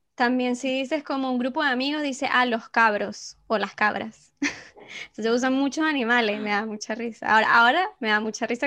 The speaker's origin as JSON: {"language": "Spanish", "country": "Venezuela", "accent": "Venezuelan", "moved": "yes"}